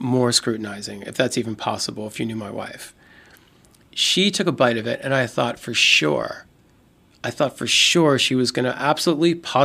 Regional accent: Baltimore, Maryland, United States; I'm from Baltimore, and as with a lot of old-school Baltimoreans

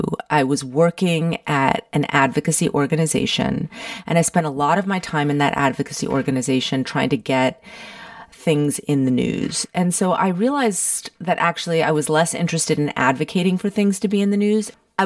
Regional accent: Miami, Florida, United States; also born or lived in London; I was born in London and I grew up in Miami, Florida. We are of Cuban and Panamanian descent. My family left Cuba during the revolution in 1959, and they became essentially political refugees.

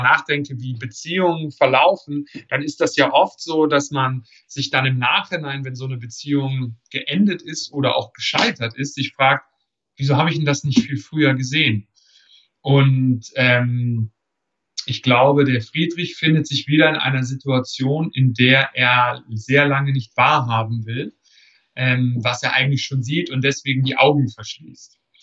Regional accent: Germany; als Deutsche

